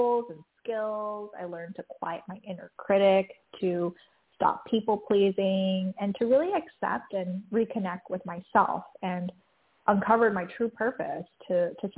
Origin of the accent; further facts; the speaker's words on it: Taiwan; moved away; also born or lived in San Francisco; growing up, I grew up in Taiwan